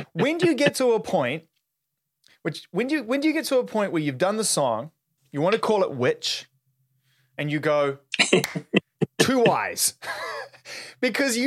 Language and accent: English; New Zealand; I'm from New Zealand